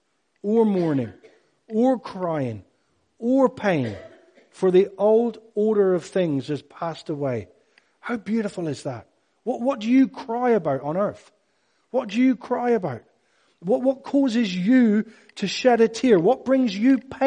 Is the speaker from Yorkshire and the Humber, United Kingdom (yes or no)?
no; Cornwall, South West England, United Kingdom; I'm Cornish